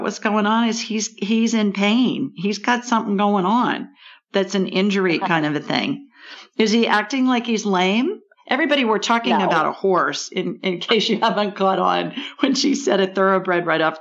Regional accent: Columbus, Ohio, United States; moved away; Near Columbus, the city of my birth. Central Ohio, another Central Ohio girl

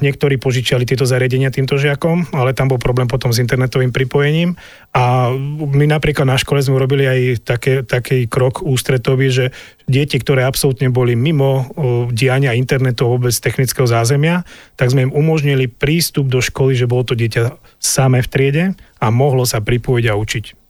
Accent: Orava, Žilina Region, Slovakia; u nás na Orave

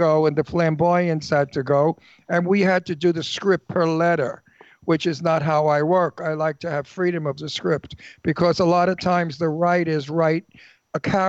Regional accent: Brooklyn, New York, United States; accent: Brooklyn; moved away; I'm from Brooklyn

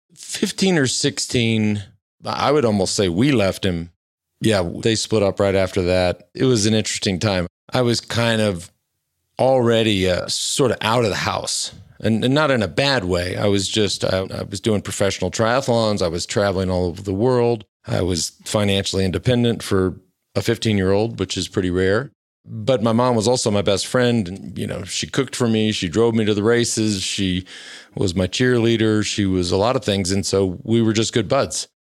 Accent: Plano, Texas, United States; I grew up in Plano, Texas

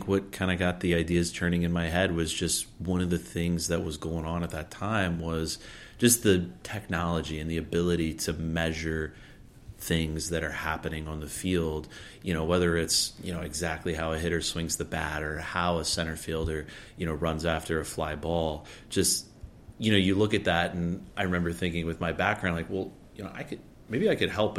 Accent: Columbia, South Carolina, United States; moved away as an adult; I grew up in South Carolina, lived my whole life there

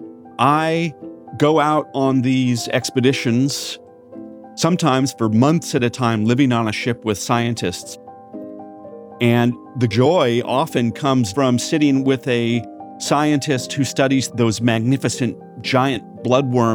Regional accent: Newport Beach, California, United States; now in Los Angeles, United States; I grew up in part in Corona del Mar in Newport Beach.

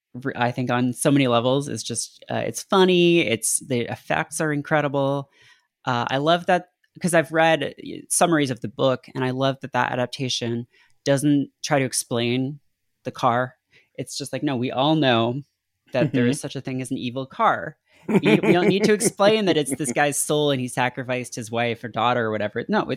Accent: Canada; I remember it really distinctly because it was really creepy, and you know, I grew up in Canada and we didn't have HBO or anything, so there wasn't a lot of like horror stuff on TV.

